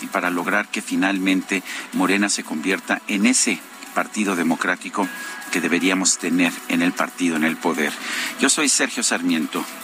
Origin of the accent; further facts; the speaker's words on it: Mexico; como mexicano